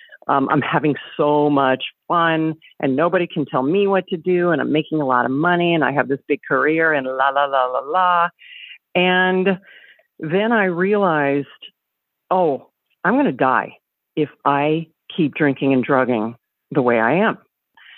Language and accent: English; the South, United States; I grew up in the South